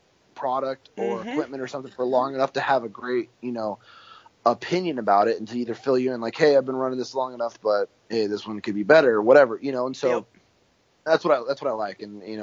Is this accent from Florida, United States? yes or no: no; California, United States; And so here I come from California, flatlander